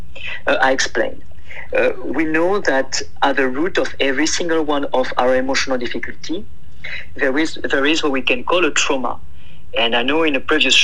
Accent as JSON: {"language": "English", "region": "south of France", "country": "France", "tie": "born or raised there", "second_language": "English", "moved": "as an adult", "lives_now": "Oakland, United States", "said": "I am from south of France"}